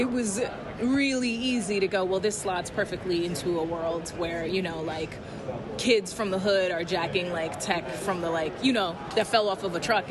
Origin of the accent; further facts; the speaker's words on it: New York City, New York, United States; I grew up in the Lower East Side